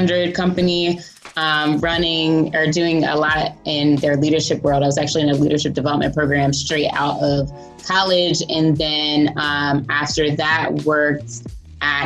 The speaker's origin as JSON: {"language": "English", "area": "outside of Philadelphia, near Lincoln University", "region": "Pennsylvania", "country": "United States", "also_born_or_lived": "Hartford, Connecticut", "moved": "yes", "lives_now": "Baltimore, United States", "said": "I'm actually from outside of Philadelphia."}